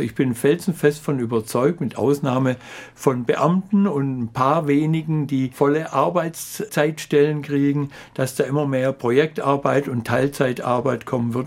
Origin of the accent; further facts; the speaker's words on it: Swabia, Germany; als Schwabe